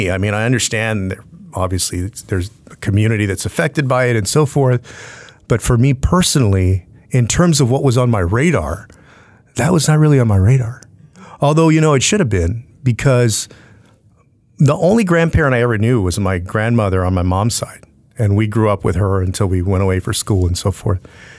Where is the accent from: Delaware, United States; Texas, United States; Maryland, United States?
Texas, United States; San Antonio; growing up in South Texas as a Latino, grew up on the west side of town, and diabetes is rampant in San Antonio and in South Texas.